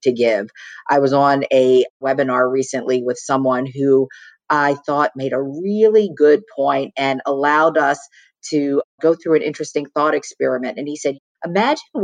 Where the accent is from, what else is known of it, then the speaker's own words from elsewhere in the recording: Baltimore, Maryland, United States; Baltimore, where I was born and raised.